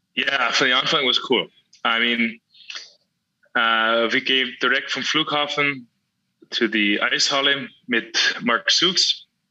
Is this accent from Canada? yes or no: yes; Canada; German is a second language; moved away as an adult; now in Austria; du bist so weit weg von vom Kanada und deine Familie ist da und du bist in Österreich